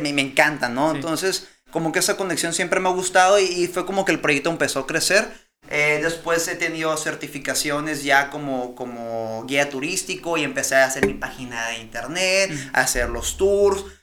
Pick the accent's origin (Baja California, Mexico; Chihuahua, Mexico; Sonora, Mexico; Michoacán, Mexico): Baja California, Mexico; Tijuana; soy de Tijuana